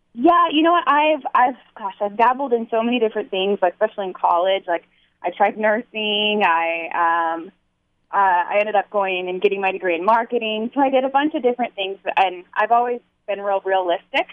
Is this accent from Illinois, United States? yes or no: no; Dana Point, California, United States; Dana Point, that's my hometown